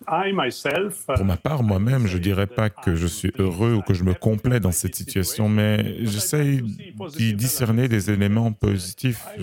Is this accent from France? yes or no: no; Slovenia; Je suis né en Slovénie, uh, qui était l'une des républiques dans l'ex-Yougoslavie communiste. Et on avait tous été euh, éduqués, élevés dans un esprit, euh, chrétien quelque part.